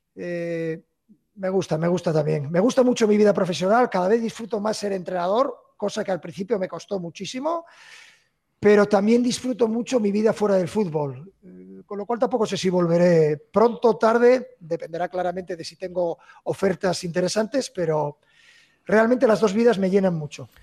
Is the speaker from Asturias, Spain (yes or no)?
yes; Gijón, Asturias, Spain; moved away; mi tierra